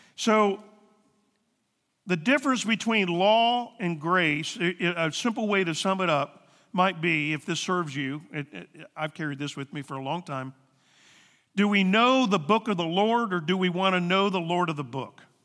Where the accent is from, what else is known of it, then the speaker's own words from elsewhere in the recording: the Bible Belt, the South, United States; now in Ohio, United States; We come from the South, the Bible Belt